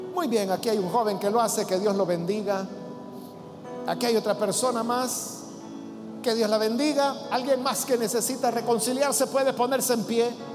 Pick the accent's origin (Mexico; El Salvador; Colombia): El Salvador; el calor húmedo que nosotros tenemos en nuestro país